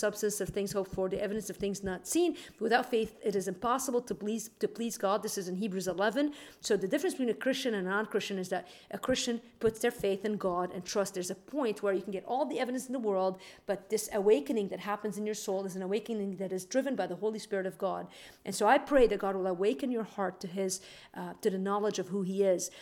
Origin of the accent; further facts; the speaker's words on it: Lebanon; moved away; also born or lived in Green Bay / Chicago; I grew up in Lebanon